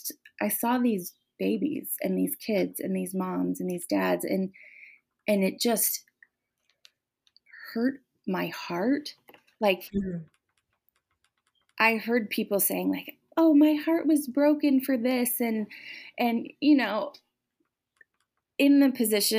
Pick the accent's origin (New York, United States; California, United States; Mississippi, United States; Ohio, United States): New York, United States; Genesee County; I grew up in Genesee County in New York